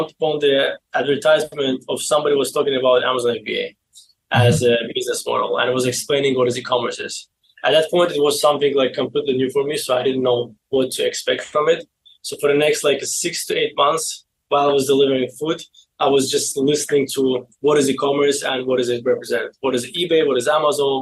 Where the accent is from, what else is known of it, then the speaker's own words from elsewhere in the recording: Baku, Azerbaijan; English is a second language; moved away as an adult; now in United States; I was born in Baku, Azerbaijan